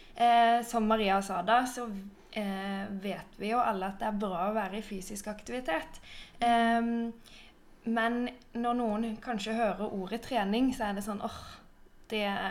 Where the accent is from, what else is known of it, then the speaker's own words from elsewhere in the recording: Sørlandet, Norway; moved away; Jeg er også fra Sørlandet, men bor nå langt ute i skogen